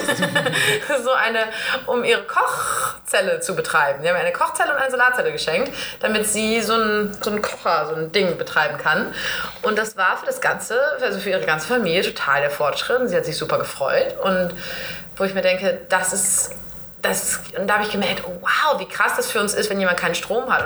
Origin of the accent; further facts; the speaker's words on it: Northern Germany, Germany; ich bin Norddeutsche